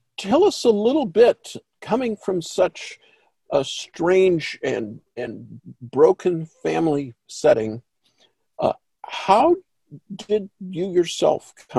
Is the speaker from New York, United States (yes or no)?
no; Oklahoma, United States; moved away; I'm from Oklahoma originally, and I'm part Cherokee Indian myself.